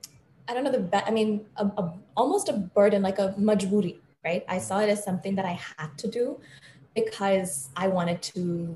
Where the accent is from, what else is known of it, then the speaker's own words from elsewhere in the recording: Mumbai, Maharashtra, India; also born or lived in Boston, United States; I was born in Boston, lived there till I was about 8 or 9, and then I moved to Bombay. But when I lived there, every summer I'd spend in India. And then when I lived in India, every summer I'd spend in the US.